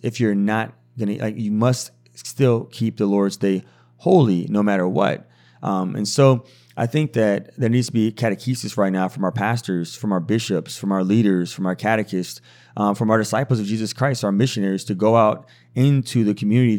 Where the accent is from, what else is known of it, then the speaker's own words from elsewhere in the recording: New York City, New York, United States; now in Albany, United States; I currently live near Albany, New York. I'm from New York, New York. We from New York.